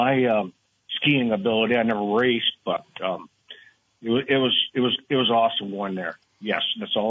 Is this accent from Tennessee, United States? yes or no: no; Richmond, Vermont, United States; now in Williston, United States; I grew up in Richmond